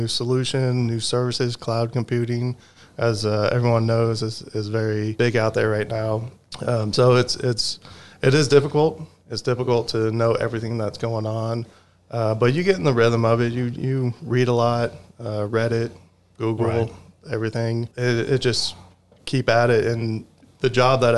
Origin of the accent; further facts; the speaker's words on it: Texas, United States; also born or lived in Detroit, Michigan / Birmingham, Michigan; we moved down here or in the early 80s. So I was only a little boy at that time and grew up on the northwest side of town